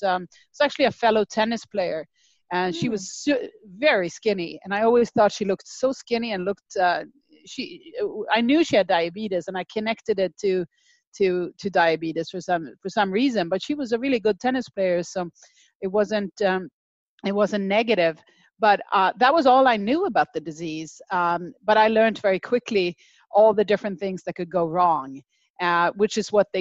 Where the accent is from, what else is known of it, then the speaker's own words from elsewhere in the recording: Sweden; moved away; I grew up in Sweden